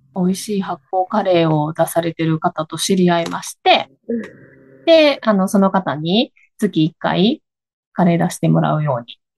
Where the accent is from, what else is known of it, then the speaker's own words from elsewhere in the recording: Higashiosaka, Osaka, Japan; accent: Kansai; now in Chofu, Japan; 出身は東大阪です。で、今、えー、調布に住んで